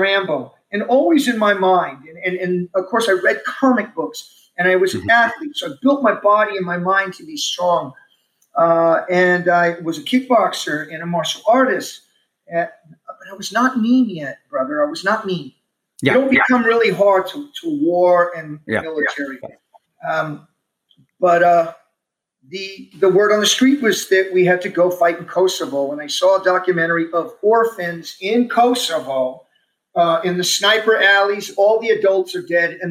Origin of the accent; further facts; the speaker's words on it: Omaha, Nebraska, United States; also born or lived in Texas–Mexico border; we were raised in the Omaha Home for Boys